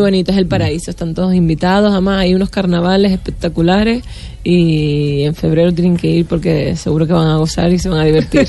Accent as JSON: {"language": "Spanish", "region": "Canary Islands", "country": "Spain", "said": "las Islas Canarias pertenecen a España, pero estamos geográficamente más cerca de África y somos como los costeños aquí, somos como el Caribe de Europa"}